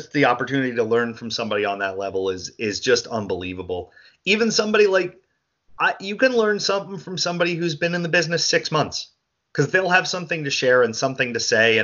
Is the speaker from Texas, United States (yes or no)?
no; New Jersey, United States; I'm a dude from New Jersey